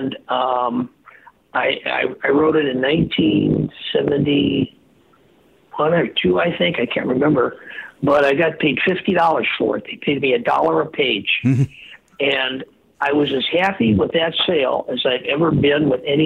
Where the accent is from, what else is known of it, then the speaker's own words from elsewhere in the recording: Earlville, Illinois, United States; moved away; I went back to my hometown in Earlville